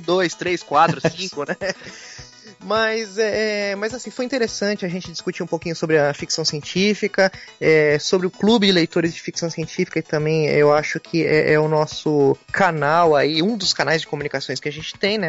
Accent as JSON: {"language": "Portuguese", "region": "São Paulo", "country": "Brazil", "said": "eu sou de, de São Paulo"}